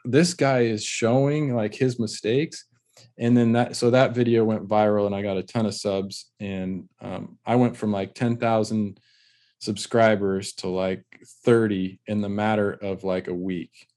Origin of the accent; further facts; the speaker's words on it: California, United States; in our area, growing up in California, there's always been a lot of pride around, uh, the tile trade